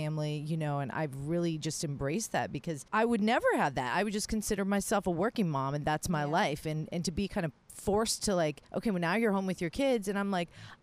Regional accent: Florida, United States; moved away; I'm from Florida

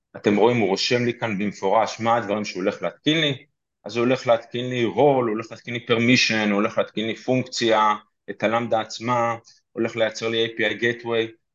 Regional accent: Petah Tikva, Central District, Israel; אני פתח תקוואי גאה

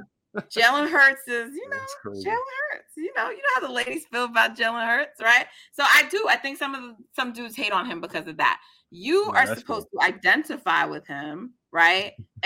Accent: New York, United States; I'm a New Yorker

